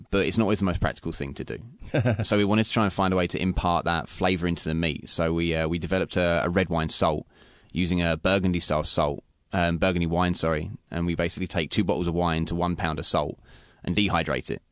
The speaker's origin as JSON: {"language": "English", "region": "London", "country": "United Kingdom", "moved": "yes", "lives_now": "Pacific Northwest, United States", "said": "I'm from England, from London."}